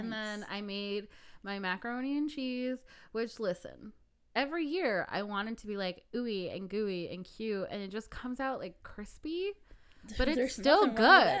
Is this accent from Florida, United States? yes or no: no; Chicago, Illinois, United States; first language Spanish; English is a second language; also born or lived in Indiana; we're from Chicago, yeah. Illinois